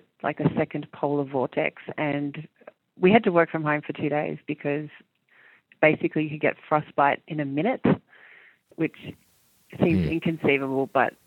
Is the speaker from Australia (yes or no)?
yes; Australia; also born or lived in New Zealand; I moved countries when I was small from New Zealand to Australia, and I thought it was really good for me as a human.